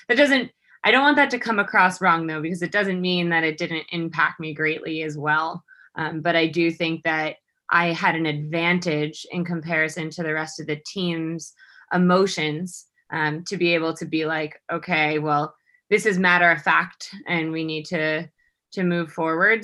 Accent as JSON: {"language": "English", "region": "New York", "country": "United States", "moved": "as an adult", "said": "I am originally from New York"}